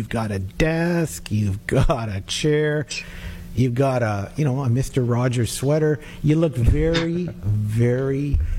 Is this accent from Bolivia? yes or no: no; England, United Kingdom; Well, that's what I do. I'm an English guy. That's what I do.